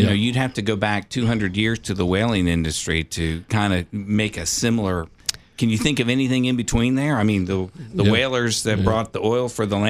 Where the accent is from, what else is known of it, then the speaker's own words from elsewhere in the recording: Upper Erwin, Tennessee, United States; I'm from Upper Irwin, Tennessee.